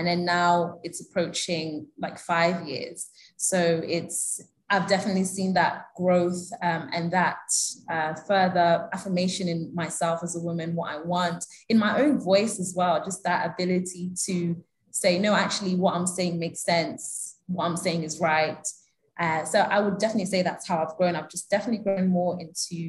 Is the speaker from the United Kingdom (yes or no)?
yes; United Kingdom; moved away as an adult; also born or lived in Kenya; now in Abuja, Nigeria; the diaspora Nigerians that I grew up with in the UK